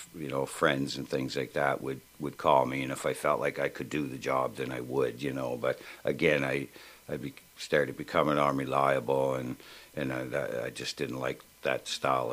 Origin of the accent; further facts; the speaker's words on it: Lower Sackville, Nova Scotia, Canada; Well, we grew up in Lower Sackville, and when I first moved here in the early 60s or middle 60s, it was a country